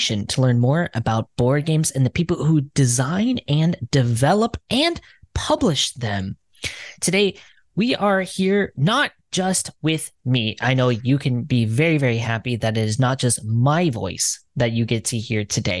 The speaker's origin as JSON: {"language": "English", "country": "United States", "said": "I'm an American"}